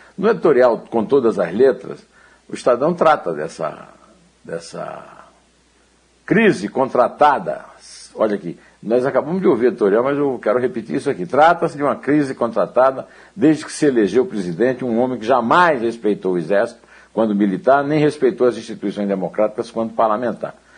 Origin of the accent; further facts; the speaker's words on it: Northeast Region, Brazil; eu sou nordestino